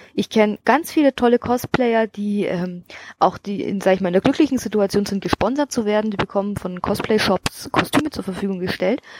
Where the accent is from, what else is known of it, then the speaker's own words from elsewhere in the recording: Bavaria, Germany; bei uns aus weißt, Bayern